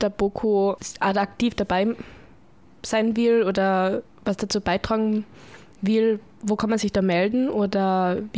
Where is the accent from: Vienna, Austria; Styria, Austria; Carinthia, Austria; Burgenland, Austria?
Carinthia, Austria; ich war auch schon bei uns daheim in Kärnten mal. Die sind leider nicht so groß wie in Wien